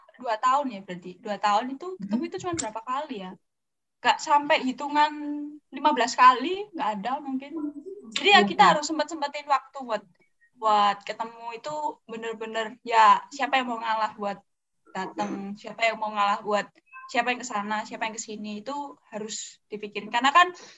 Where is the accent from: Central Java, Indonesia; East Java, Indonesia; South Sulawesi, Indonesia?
Central Java, Indonesia; Surakarta; Aku dari Solo